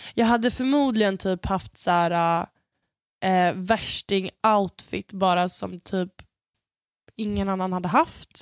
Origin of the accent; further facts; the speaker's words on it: Sweden; de trodde att jag var absolut inte från Sverige